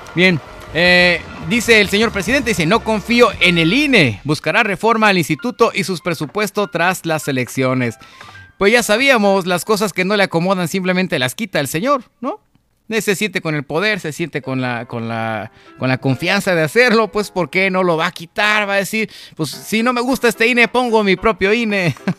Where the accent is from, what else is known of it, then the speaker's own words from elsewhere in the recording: Mexico; Como mexicanos